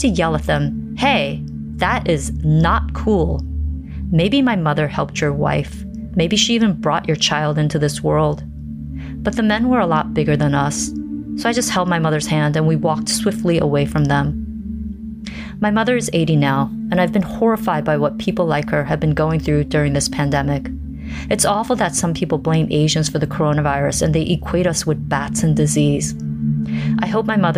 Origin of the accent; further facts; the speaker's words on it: South Korea; now in Seattle, United States; I'm originally from South Korea. I work as a web content strategist in Seattle.